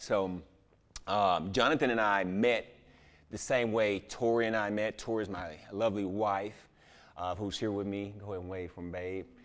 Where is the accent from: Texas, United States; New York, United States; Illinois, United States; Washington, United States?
Texas, United States; Houston; I'm from Houston